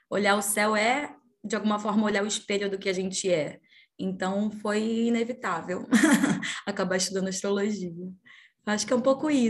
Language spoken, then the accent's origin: Portuguese; Pará, Brazil; now in Rio de Janeiro, Brazil; Sou paraense, mas moro no Rio de Janeiro já há 11 anos.